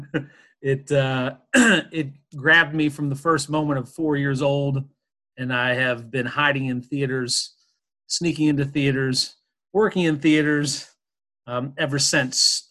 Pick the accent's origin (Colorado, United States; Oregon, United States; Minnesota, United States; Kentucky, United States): Kentucky, United States; Louisville; I'm from Louisville, Kentucky.